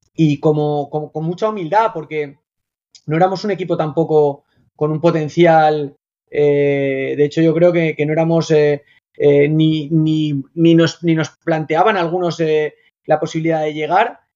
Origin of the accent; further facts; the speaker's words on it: Spain; moved away as an adult; also born or lived in Gran Canaria / Zaragoza / United Kingdom; now in China; un español